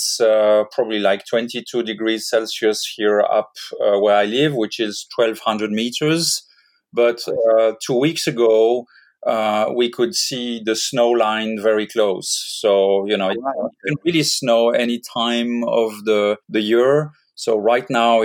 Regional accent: Geneva, Switzerland; I was born in Switzerland, in Geneva, grew up by the Lake of Geneva, very, you know, average life as a Swiss kid

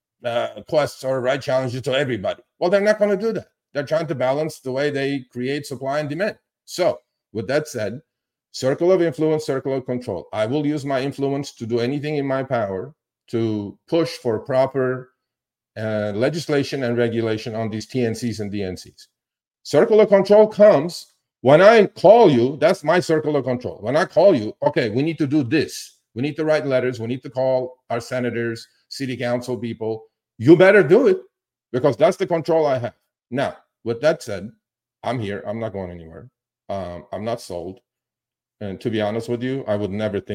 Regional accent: California, United States; I'm from California

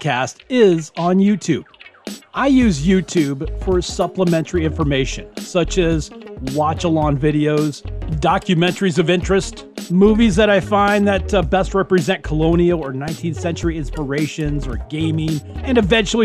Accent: Scotland, United Kingdom; I'm a Scot

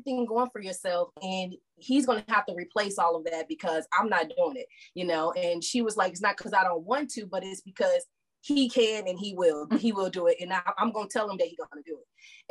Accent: St. Louis, Missouri, United States; born or raised there; moved away as an adult; also born or lived in Houston, Texas; now in Texas, United States

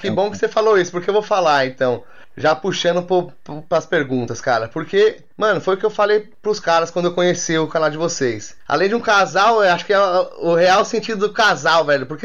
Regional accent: São Paulo, Brazil; nós como, a, a, nós, como paulistas, a gente tá meio que por fora dessa

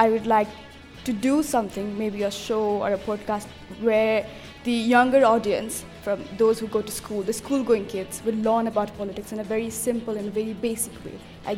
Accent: Terai, Nepal; I come from the Tarai

